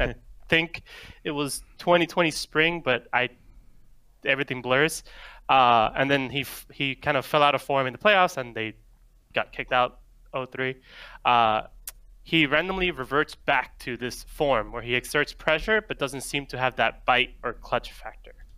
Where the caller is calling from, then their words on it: New York City, New York, United States; I'm calling from New York City, New York